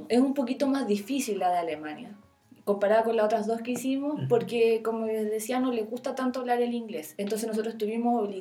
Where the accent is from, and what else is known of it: Chile; moved away as an adult; also born or lived in Berlin, Germany / Copenhagen, Denmark / Sweden